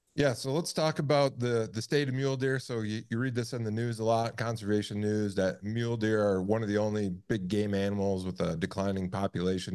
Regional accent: Michigan, United States; moved away; I'm from Michigan originally, and now being out west

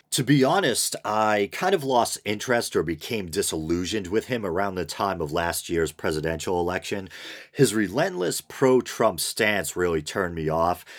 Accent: United States; as an American

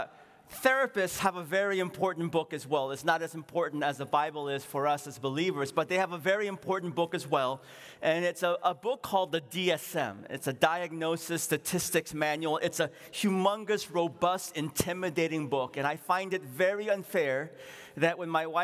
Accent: San Francisco, California, United States; also born or lived in Seoul, South Korea; My parents and I, we ran a grocery store in what is now called, I think, Nob Loin, on Pine Street, not that far away

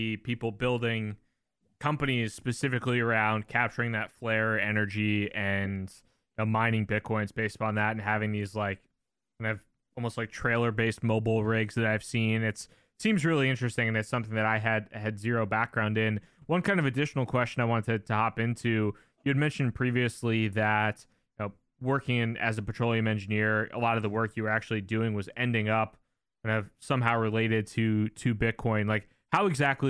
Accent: New Jersey, United States; now in New York, United States; I'm a kid from New Jersey. I did not grow up in Texas

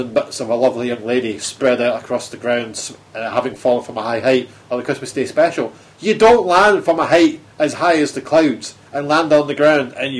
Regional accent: Scotland, United Kingdom; being Scottish

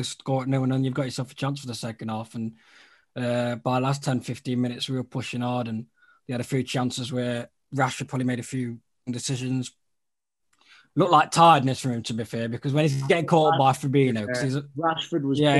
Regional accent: Scotland, United Kingdom; I know it's very cliche being a Scottish

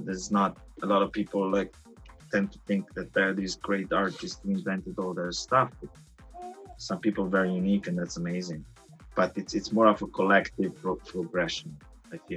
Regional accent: Italy; now in Los Angeles, United States; I grew up in Italy

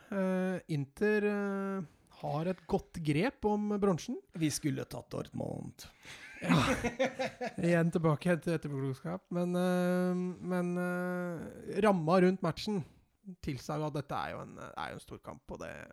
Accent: Norway; jeg er norsk

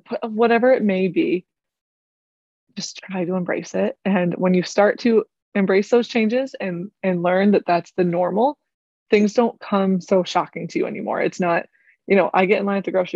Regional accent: United States; moved away as an adult; now in Germany; I was pretty American when I got here

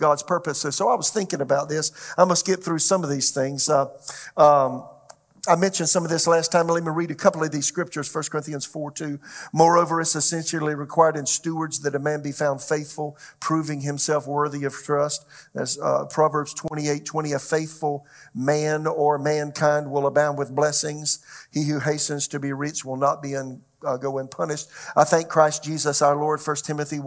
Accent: Florence, South Carolina, United States; moved away as an adult; also born or lived in Tulsa, Oklahoma; my hometown, Florence, South Carolina

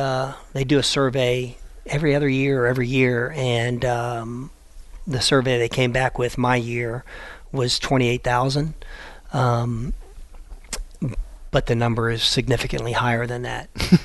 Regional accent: Florida, United States; I'm from Florida and I hate cold weather. My blood is so thin

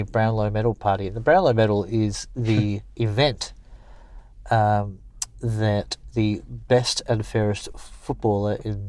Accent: England, United Kingdom; I'm English

